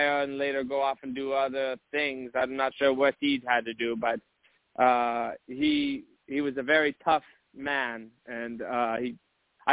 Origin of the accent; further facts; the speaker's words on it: Munich, Bavaria, Germany; also born or lived in eastern North Carolina; now in North Carolina, United States; I'm from Munich, Germany, but I've lived in eastern North Carolina for a couple of years now